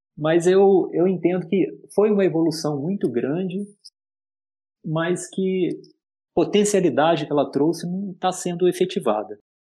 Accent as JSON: {"language": "Portuguese", "town": "Juiz de Fora", "region": "Minas Gerais", "country": "Brazil", "tie": "born or raised there", "said": "eu também sou mineiro, né? Eu acho que isso diz bastante para mim, sabe? Eu nasci em Juiz de Fora"}